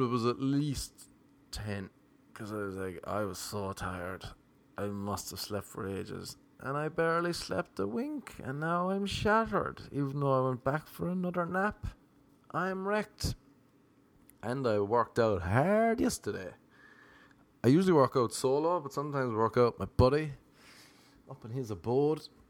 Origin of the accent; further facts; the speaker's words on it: Ireland; moved away as an adult; now in Los Angeles, United States; As an Irish man